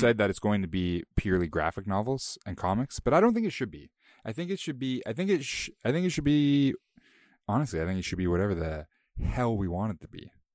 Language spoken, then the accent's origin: English; Bowmanville, Ontario, Canada; my hometown